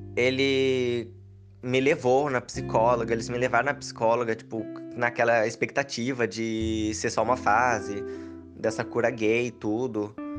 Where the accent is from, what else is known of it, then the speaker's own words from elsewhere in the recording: Piracicaba, São Paulo, Brazil; eu sou de Piracicaba, interior de São Paulo